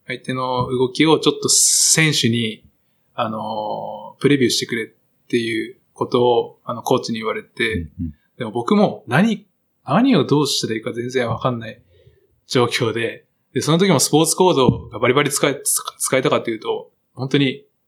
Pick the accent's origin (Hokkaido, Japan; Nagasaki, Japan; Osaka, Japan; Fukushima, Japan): Nagasaki, Japan; moved away; 長崎帰ったら、安心する